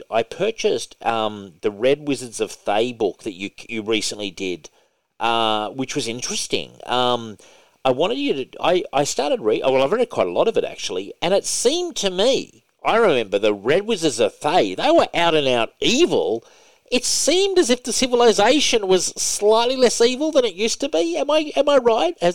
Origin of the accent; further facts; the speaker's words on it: Hobart, Tasmania, Australia; moved away; I came from Tassie originally. No, no, no. yeah. Hobart, Tasmania. Hobart, Tasmania. When I was growing up there